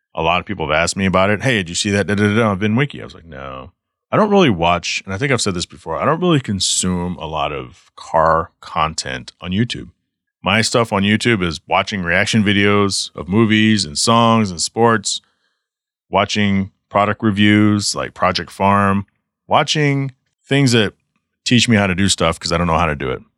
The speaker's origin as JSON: {"language": "English", "town": "Garland", "region": "Texas", "country": "United States", "tie": "born or raised there", "also_born_or_lived": "Savannah, Georgia / Douglasville, Georgia", "moved": "as an adult", "lives_now": "Michigan, United States", "said": "before my family moved to Texas, which is where I went from kindergarten all the way through, you know, nineteen ninety-nine when I moved to Michigan"}